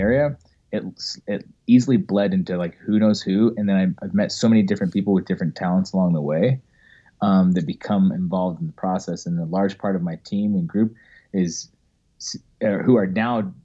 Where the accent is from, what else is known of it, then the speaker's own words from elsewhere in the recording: Ogden, Utah, United States; also born or lived in Orlando, Florida; I'm originally from Ogden, Utah